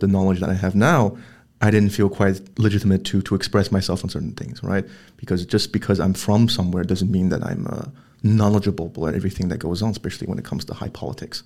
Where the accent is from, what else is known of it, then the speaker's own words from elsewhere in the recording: Shanghai, China; moved away as an adult; also born or lived in Belgium; now in Brussels, Belgium; I'm originally from Shanghai, China, but I moved to Belgium 9 years ago, and this is my fifth year in Brussels